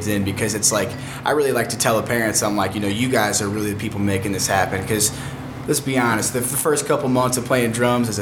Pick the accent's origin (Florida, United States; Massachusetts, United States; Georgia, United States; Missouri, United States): Missouri, United States; St. Louis; also born or lived in Granite City, Illinois / Jefferson County, Missouri / California; I was actually born right here at Barnes before it was Barnes Jewish, back in 94